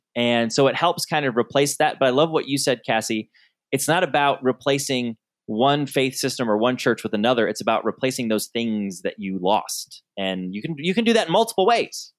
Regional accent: Southern Michigan, United States; I grew up in Southern Michigan where there were rodeos every weekend

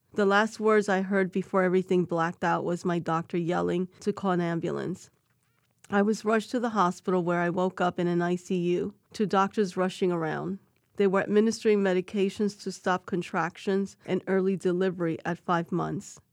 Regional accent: New York City, New York, United States; I was born and raised in New York City

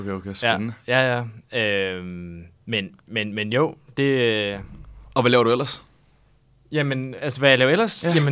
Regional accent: Løkken, North Jutland, North Denmark Region, Denmark; moved away as an adult; now in Copenhagen, Denmark; jeg er fra Nordjylland, flyttede til, til København for ja, snart to år siden.

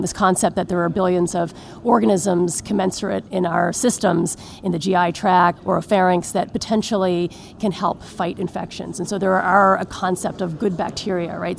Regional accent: Newfoundland and Labrador, Canada; moved away as an adult; also born or lived in Montreal / Hamilton / Calgary / Los Angeles; now in Boston, United States; I was born and raised in Newfoundland

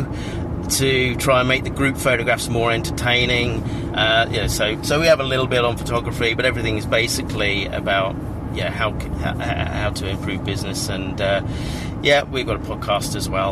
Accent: Cambridge, East of England, United Kingdom; that's my hometown

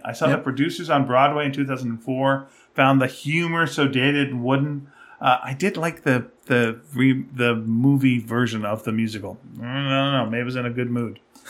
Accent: Australia; Growing up in Australia climatizes you to warm winters to such an extent that everywhere else in the world seems positively arctic by comparison.

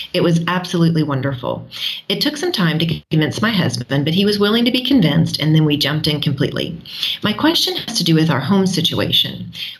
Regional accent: South Africa; Hi, we are a South African unschooling family.

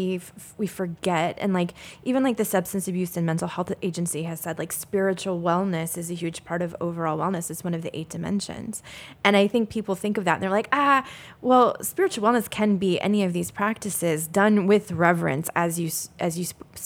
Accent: the South, United States; I grew up in the South

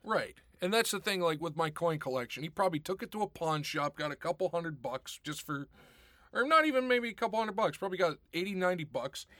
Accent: Pittsburgh, Pennsylvania, United States; now in Rochester, United States; back when I was growing up in Pittsburgh

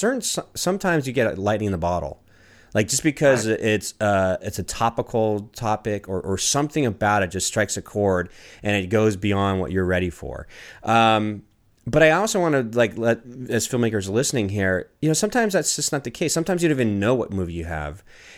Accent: Washington, District of Columbia, United States; I grew up in Washington, D.C. in the 90s

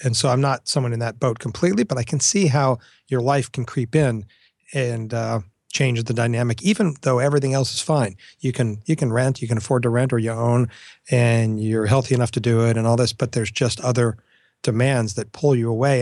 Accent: South Florida, United States; moved away; I grew up in South Florida

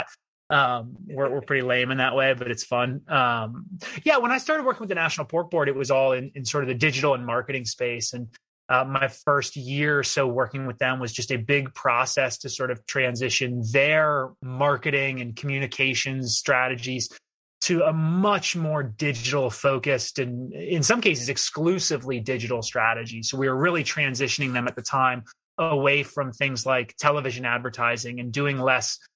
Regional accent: outside Philadelphia, Pennsylvania, United States; moved away as an adult; also born or lived in Pittsburgh / San Francisco; now in Washington, DC, United States; I'm a city kid. I grew up outside Philadelphia

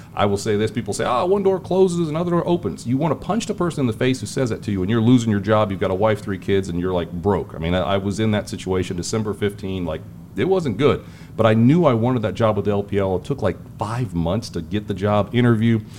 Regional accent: Springfield, Ohio, United States; moved away as an adult; also born or lived in Cincinnati, Ohio; now in Charlotte, United States; I grew up in Springfield, Ohio, um, Clark Clark County, Springfield boy

